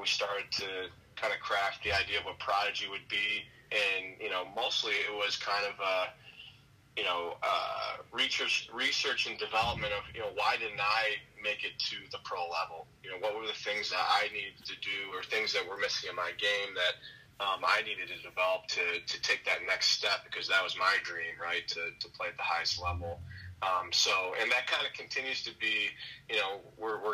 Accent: Rochester, New York, United States; I'm from Rochester, New York, and I was playing on a Buffalo, New York team that year

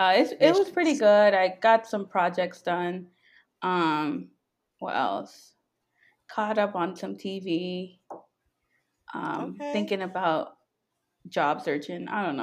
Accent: New York, United States; moved away as an adult; now in Virginia, United States; I am a software engineer. I grew up in New York, but I just recently moved down here to the DMV area, currently in Virginia.

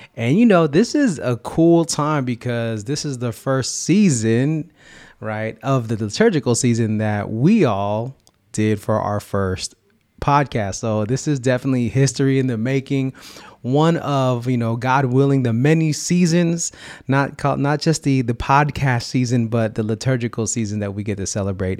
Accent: California, United States; sharing our faith experience growing up in the seven oh seven and beyond.

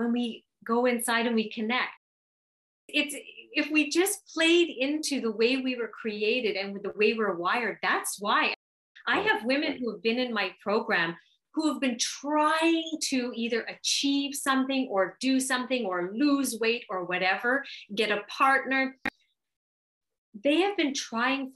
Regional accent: Canada; I'm Canadian.

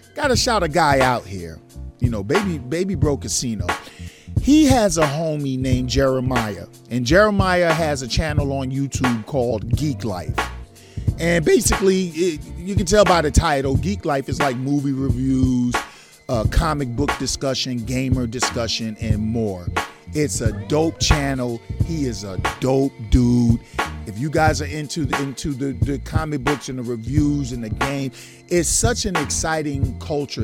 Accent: New York City, New York, United States; moved away; I'm from Brooklyn. I'm from Brooklyn, man. From Brooklyn, New York

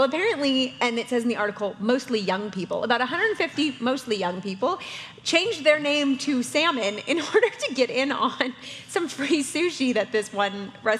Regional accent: Canada; now in Northern Kentucky, United States; as a Canadian

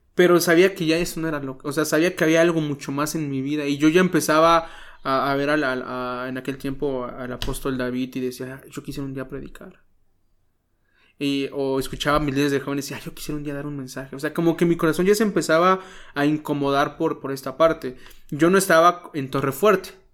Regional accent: Chilpancingo, Guerrero, Mexico; now in Cuernavaca, Mexico; nací en Chilpancingo, Guerrero

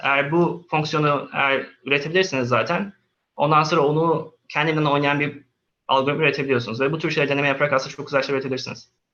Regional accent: Istanbul, Turkey; moved away as an adult; also born or lived in Antalya / Sweden / Canada / United States; Antalya doğumluyum. Aa, okulla beraber İstanbul'a geldim. Orta, ortaokul Kadıköy Anadolu okudum. Liseyi İstanbul Atatürk Fen'de okudum

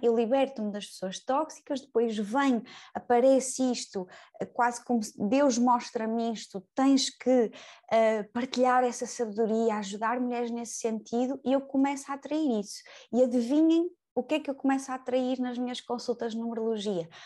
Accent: Braga, Norte, Portugal; moved away as an adult; now in Lisbon, Portugal; eu sou natural de Braga, eu venho para Lisboa e venho sozinha.

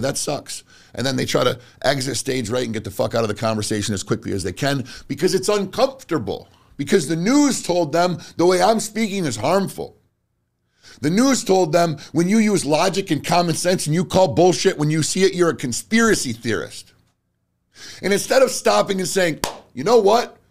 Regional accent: United States; I am an American

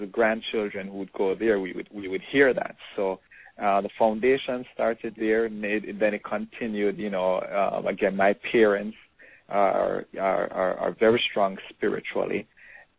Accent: Portmore, Saint Catherine, Jamaica; moved away as an adult; also born or lived in Kingston, Jamaica; now in South Florida, United States; I grew up in Edgewater in Portmore

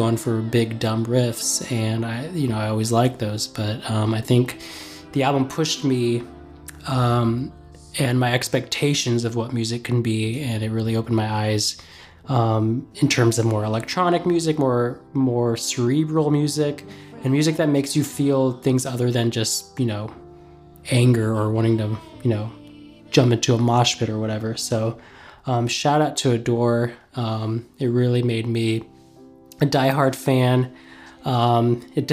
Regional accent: Indiana, United States; I'm from Indiana

